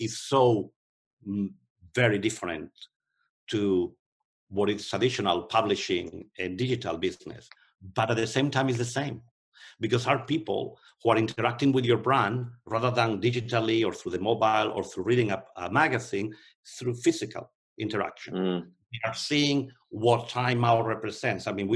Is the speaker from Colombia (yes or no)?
no; Spain; moved away; I'm from Spain, but I also have an American passport